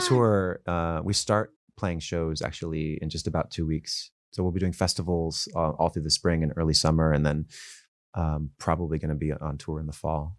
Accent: Los Angeles, California, United States; also born or lived in Calabasas, California; I grew up in Woodland Hills

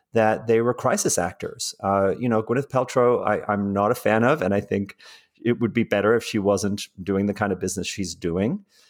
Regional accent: South Africa; also born or lived in England; now in United States; I grew up in South Africa

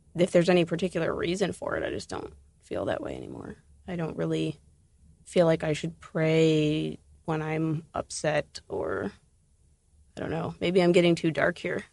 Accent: Columbus, Ohio, United States; I grew up outside of Columbus, um, on a farm. I moved to Columbus when I was fourteen

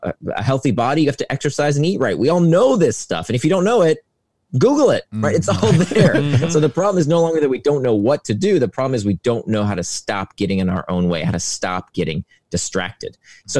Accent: Central Florida, United States; I grew up in Central Florida

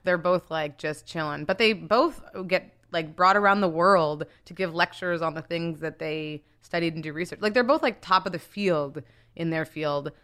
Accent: Winnipeg, Manitoba, Canada; moved away as an adult; also born or lived in Nigeria / Toronto; now in United States; well, I was born in Nigeria, but I grew up in Canada, mostly in Winnipeg.

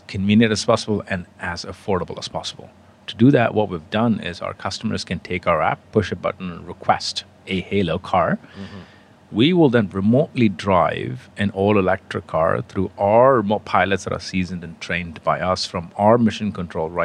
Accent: India; moved away as an adult; also born or lived in England; I come from India, originally born and raised there.

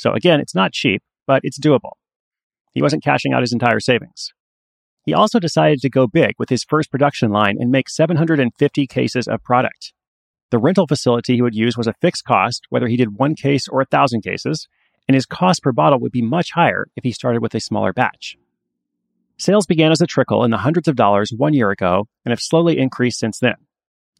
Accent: Portland, Oregon, United States; my hometown of Portland

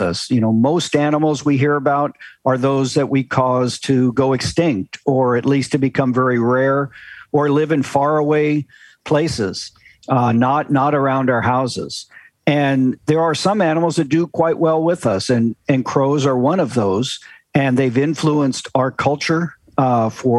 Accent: Kansas, United States; moved away; also born or lived in South Carolina / Maine / Idaho; I grew up in Kansas

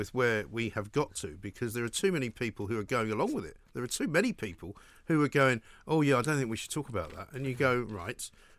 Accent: London, United Kingdom; He said to me, do you want to go? I'm like, no fucking way. I'm not going. I'm from London.

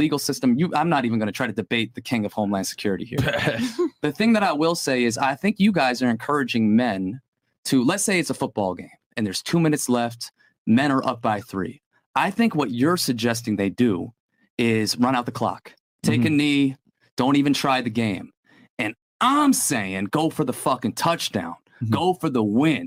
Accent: Long Island, New York, United States; I grew up in Long Island, New York

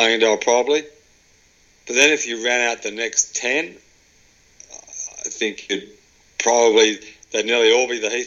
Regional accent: Melbourne, Victoria, Australia; I grew up in Melbourne, which is the best city to play golf in Australia

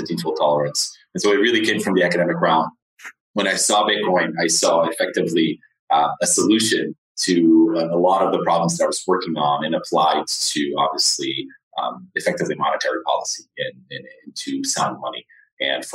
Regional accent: Portugal; moved away as an adult; also born or lived in United States / Lisbon, Portugal; now in San Francisco, United States; I was actually born in the U.S., but I went back when I was 3. But I grew up in Portugal. All my education was in Portugal

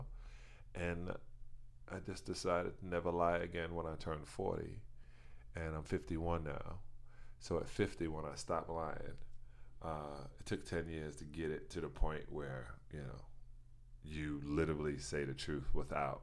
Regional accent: New York City, New York, United States; I was born in Brooklyn, New York, at Brooklyn Jewish Hospital

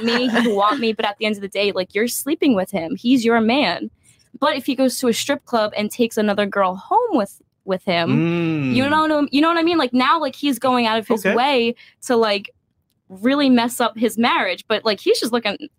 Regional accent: New Jersey, United States; I am from Jersey.

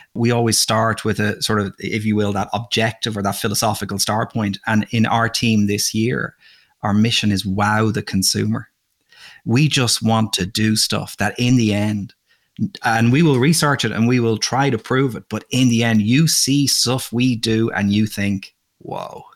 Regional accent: Dublin, Leinster, Ireland; moved away as an adult; also born or lived in Russia; now in United States; I grew up in Dublin, Ireland.

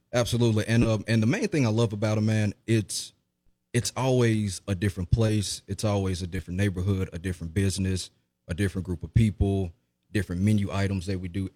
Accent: Jackson, Mississippi, United States; I was, um, born and raised in Jackson, Mississippi

